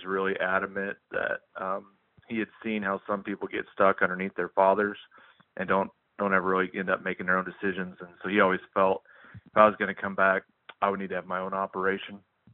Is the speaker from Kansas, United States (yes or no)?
yes; Kansas, United States; I'm from Kansas